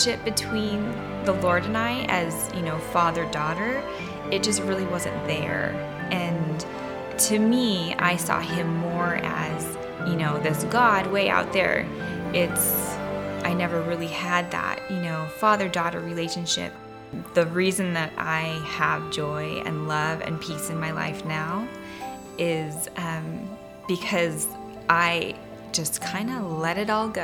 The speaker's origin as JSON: {"language": "English", "town": "Olympia", "region": "Washington", "country": "United States", "moved": "as an adult", "said": "we just moved to the area recently, and we're originally from Olympia"}